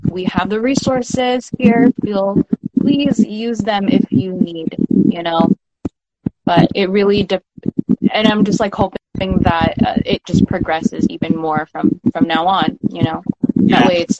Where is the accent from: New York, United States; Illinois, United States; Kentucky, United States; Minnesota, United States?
New York, United States; Manhattan; I grew up in Manhattan